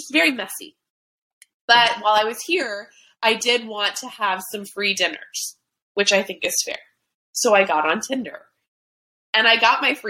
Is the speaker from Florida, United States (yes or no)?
yes; South Florida, United States; I'm from South Florida